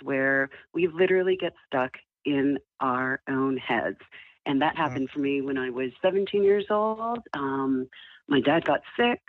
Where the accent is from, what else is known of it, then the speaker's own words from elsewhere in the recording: Ottawa, Ontario, Canada; I grew up in Canada, so I'm originally from Ottawa, Ontario.